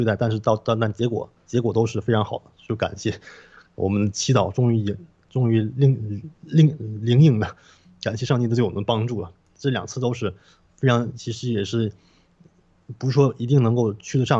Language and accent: Chinese; Canada; 但是其实对于我们加拿大人来说，那点寒冷其实算不上什么。